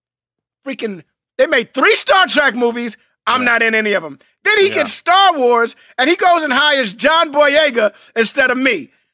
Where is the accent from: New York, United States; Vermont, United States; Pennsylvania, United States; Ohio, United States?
New York, United States; New York City; You know, I grew up in New York City. My parents belonged to a theater in Harlem.